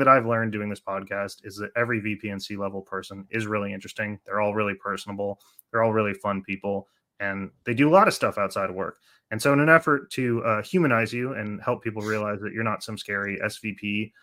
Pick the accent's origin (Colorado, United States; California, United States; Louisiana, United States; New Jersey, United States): California, United States; Oakland; I'm from Oakland